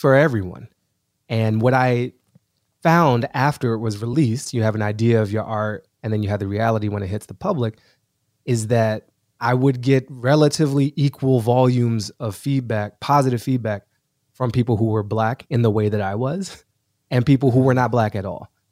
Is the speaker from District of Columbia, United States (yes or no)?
yes; Washington, District of Columbia, United States; moved away as an adult; also born or lived in Boston / New York City; now in Los Angeles, United States; I'm an East Coaster through and through. So I grew up in Washington D.C.